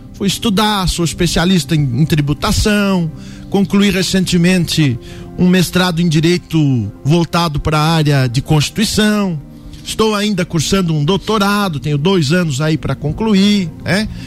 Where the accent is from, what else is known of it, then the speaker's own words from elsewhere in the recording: São Joaquim, Santa Catarina, Brazil; also born or lived in Lages; Sou natural de São Joaquim